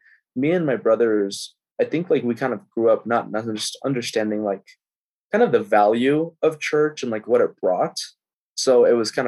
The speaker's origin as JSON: {"language": "English", "town": "Tracy", "region": "California", "country": "United States", "tie": "born or raised there", "moved": "as an adult", "lives_now": "San Jose, United States", "said": "moved to Tracy when I was about 5. I grew up in Tracy."}